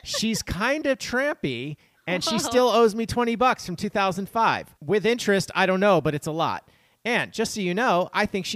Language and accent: English; near Lebanon, New York, United States; I grew up near Lebanon, New York